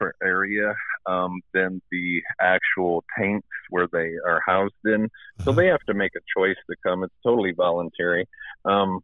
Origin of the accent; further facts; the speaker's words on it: Michigan, United States; accent: Midwestern; now in Dallas, United States; I am from Michigan.